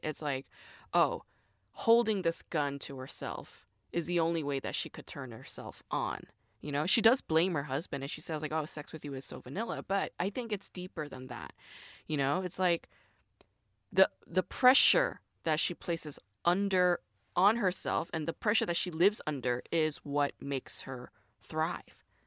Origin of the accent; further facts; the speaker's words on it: United States; a Korean American woman growing up in the United States.